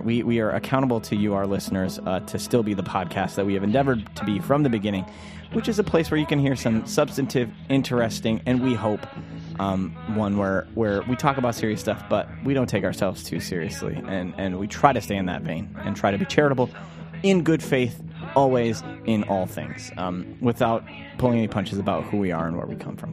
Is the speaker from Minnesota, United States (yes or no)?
yes; Minnesota, United States; I'm a Minnesotan